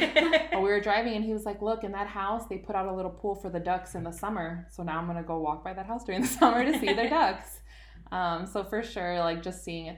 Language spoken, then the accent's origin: English; Chicago, Illinois, United States; I'm from the East Side.